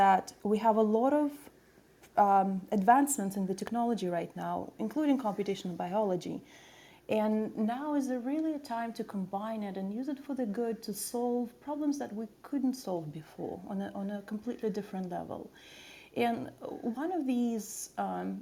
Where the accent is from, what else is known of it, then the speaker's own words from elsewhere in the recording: Saint Petersburg, Russia; moved away; I was actually born in Russia, in St. Petersburg.